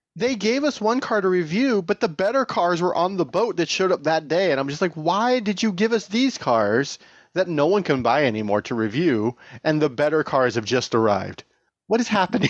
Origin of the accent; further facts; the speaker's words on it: Tehachapi, California, United States; now in Bay Area, United States; I grew up in Tatchby